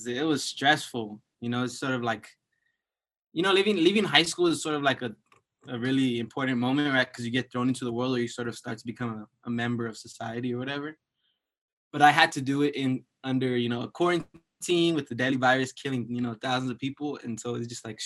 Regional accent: Los Angeles, California, United States; I'm from East LA, El Sereno specifically

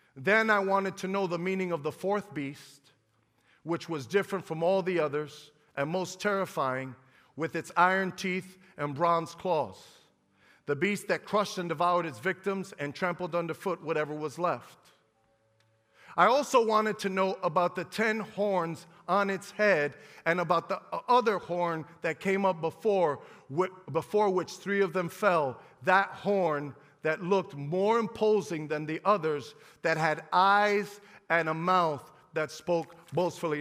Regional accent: United States; We're American

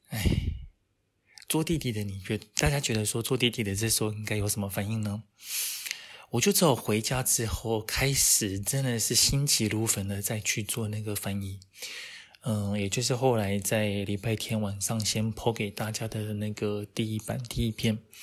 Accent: Taiwan; 我们台湾人的那一种

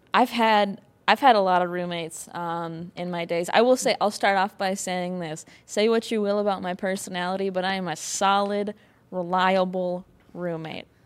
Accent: Wisconsin, United States; I'm from Wisconsin

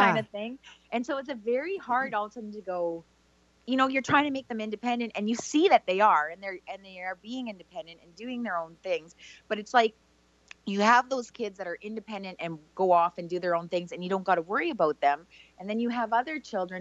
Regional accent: Canada; I'm from Canada

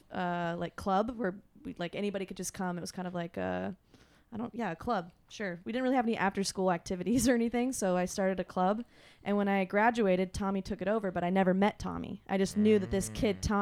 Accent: North Carolina, United States; Uh, I moved here from North Carolina.

